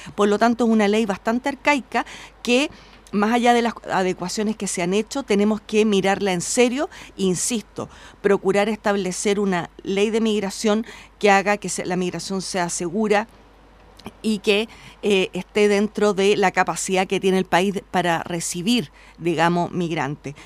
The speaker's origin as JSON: {"language": "Spanish", "town": "Independencia", "region": "Santiago Metropolitan Region", "country": "Chile", "tie": "born or raised there", "said": "yo nací en Independencia, me crié allí."}